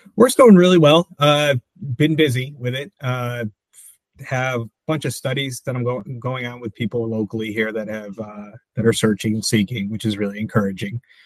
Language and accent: English; Michigan, United States; also born or lived in New Jersey; now in Wilmington, United States; I grew up in Michigan